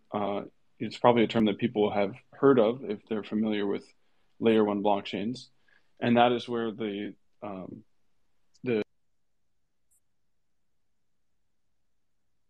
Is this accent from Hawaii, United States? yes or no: yes; Hawaii, United States; moved away; I grew up in Hawaii